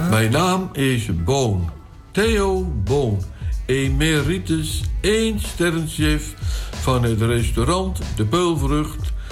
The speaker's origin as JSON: {"language": "Dutch", "region": "Flanders", "country": "Belgium", "said": "Bij ons in Vlaanderen wordt de bol boule de Berlin genoemd."}